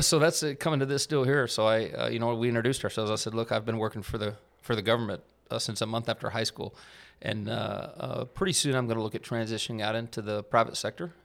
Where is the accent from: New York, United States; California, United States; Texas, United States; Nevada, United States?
Texas, United States; Amarillo; moved away as an adult; I grew up in Amarillo, Texas, up in the Texas Panhandle